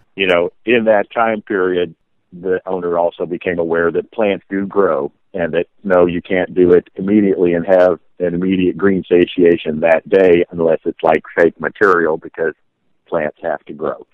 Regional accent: Oak Ridge, Tennessee, United States; I was raised in Oak Ridge, Tennessee

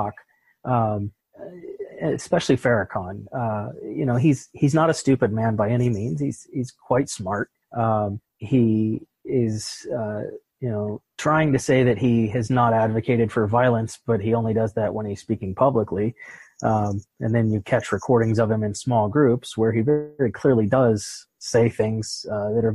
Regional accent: Pittsburgh, Pennsylvania, United States; moved away; I'm originally from Pittsburgh

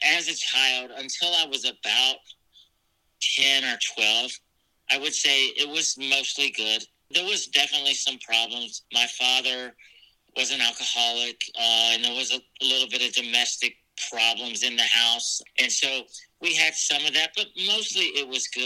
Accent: Norfolk, Virginia, United States; I was born in Norfolk, Virginia, and I was adopted from there at birth

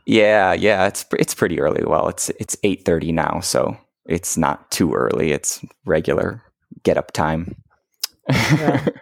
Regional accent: Detroit, Michigan, United States; moved away; I grew up in Detroit

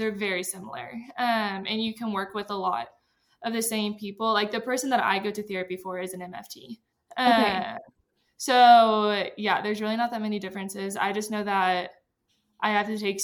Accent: Texas, United States; moved away as an adult; now in Denver, United States; I'm from Texas

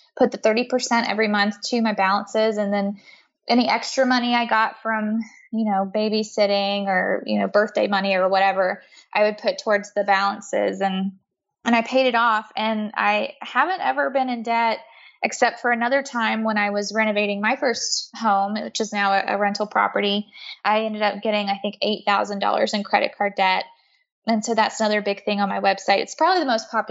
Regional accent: the South, United States; moved away as an adult; also born or lived in New York City; now in Atlanta, United States; I'm from the South. I live in Atlanta now.

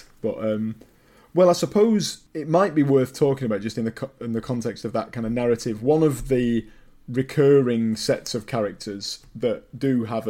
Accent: Wigan, North West England, United Kingdom; I'm from Wigan, which is not, again, it's, you know, that's quite a big town. It's not a complete middle of nowhere town.

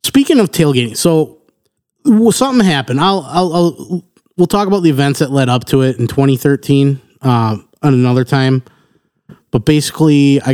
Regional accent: Wisconsin, United States; we're from Wisconsin.

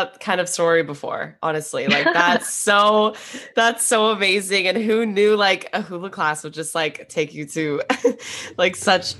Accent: Southern California, United States; moved away; also born or lived in Arizona; growing up in Southern California

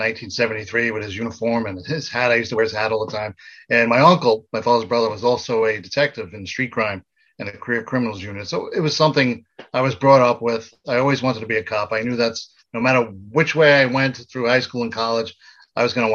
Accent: New York City, New York, United States; moved away as an adult; also born or lived in Florida / Morrisville, Pennsylvania; I grew up in the Gravesend section of Brooklyn

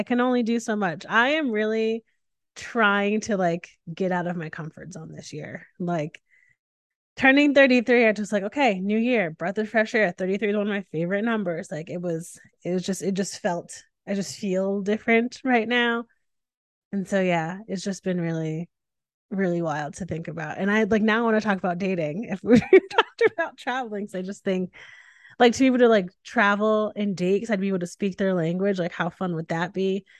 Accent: New England, United States; now in Austin, United States; I grew up in New England, yeah. So I'm fine with all the temperatures.

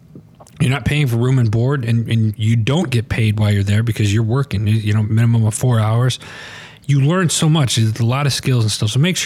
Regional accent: Midwest, United States; moved away; You know, I grew up in the Midwest. Those of you didn't know, I grew up in the Midwest doing gardening and stuff like that.

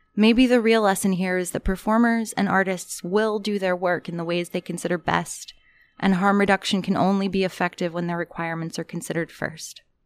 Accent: North Carolina, United States; I grew up in North Carolina

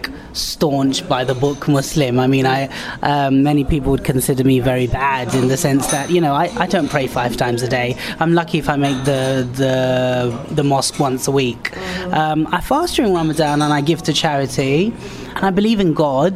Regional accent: London, United Kingdom; I'm born and bred London

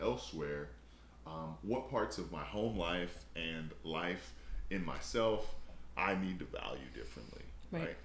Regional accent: Chicago, Illinois, United States; We're from Chicago

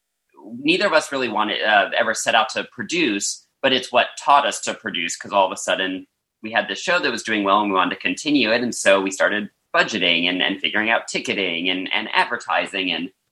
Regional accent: Lincoln, Nebraska, United States; now in New York, United States; I grew up in Lincoln, Nebraska.

